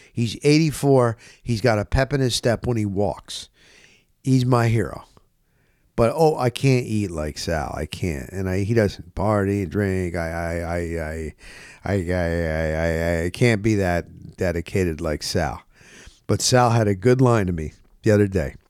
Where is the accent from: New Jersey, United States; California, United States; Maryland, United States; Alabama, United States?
New Jersey, United States; now in Florida, United States; I'm from New Jersey